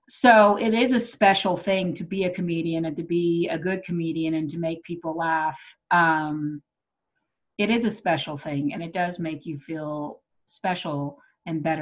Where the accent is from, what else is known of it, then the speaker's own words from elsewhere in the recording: Texas, United States; I grew up, I grew up in Texas. Um, and so I, I had an accent that I worked real hard to get rid of because they made fun of me.